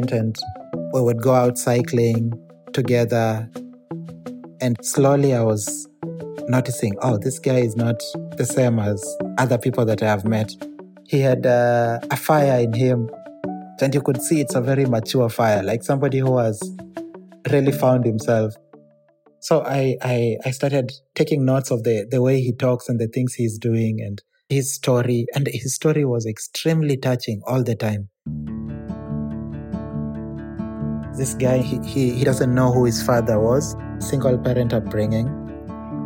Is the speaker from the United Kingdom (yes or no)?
no; Kenya; now in Manila, Philippines; I'm Kenyan